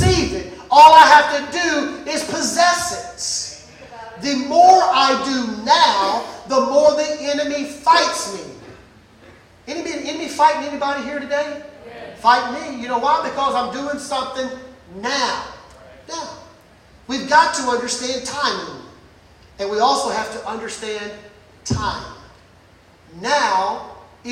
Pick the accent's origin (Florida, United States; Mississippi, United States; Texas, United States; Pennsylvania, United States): Mississippi, United States; Brookhaven; I was born and raised in Mississippi, Brookhaven, country boy.